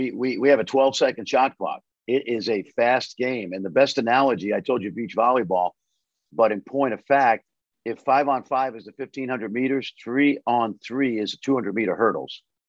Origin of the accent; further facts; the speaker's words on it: New York City, New York, United States; moved away as an adult; now in Dallas, United States; I grew up in Brooklyn. I'm in New York right now with the TBT tournament